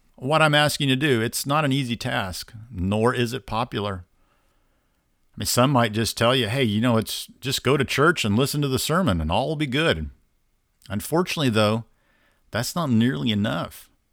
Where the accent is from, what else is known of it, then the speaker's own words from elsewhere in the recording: Indiana, United States; I'm from Indiana